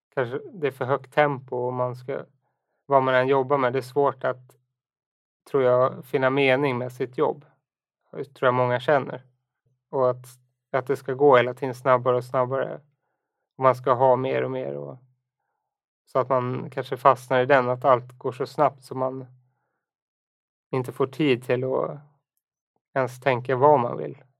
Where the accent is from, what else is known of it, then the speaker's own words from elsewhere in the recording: Enhörna, Stockholm County, Sweden; moved away as an adult; also born or lived in United States / Umeå; now in Stockholm, Sweden; jag är uppväxt då i Enhörna utanför Södertälje